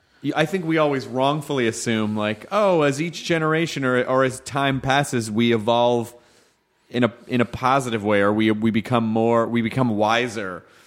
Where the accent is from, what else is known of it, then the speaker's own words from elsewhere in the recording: Southern United States, United States; it's usually this guy because I grew up in the South. And so those are the voices that I hear in my head.